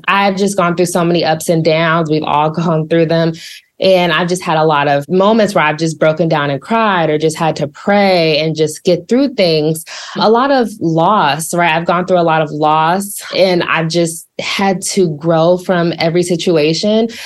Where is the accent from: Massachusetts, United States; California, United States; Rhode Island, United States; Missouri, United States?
Missouri, United States; Columbia; moved away as an adult; also born or lived in Dallas, Texas; now in Atlanta, United States; I was born in Dallas, but I always say that I grew up in Columbia, Missouri, where I spent the majority of my life